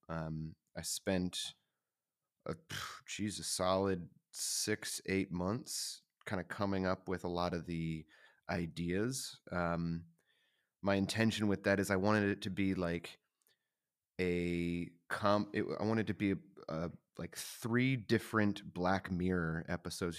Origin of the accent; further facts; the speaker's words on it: the South, United States; I grew up in the South. It was very, it was a very religious place